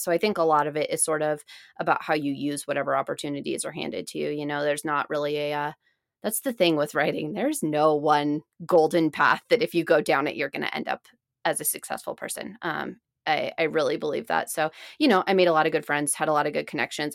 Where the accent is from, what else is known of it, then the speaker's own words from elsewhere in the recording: Seattle, Washington, United States; also born or lived in Boston; I spent most of my time growing up in Seattle